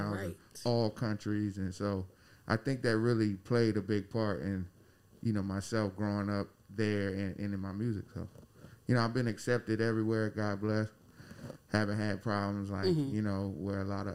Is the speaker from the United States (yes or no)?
yes; Takoma Park, Maryland, United States; growing up, I think here, like right up, I was like uptown and Tacoma Park, Maryland